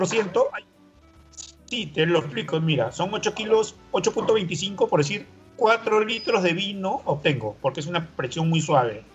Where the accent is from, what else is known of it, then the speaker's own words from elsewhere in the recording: Ica, Peru; la ciudad de Ica, donde yo nací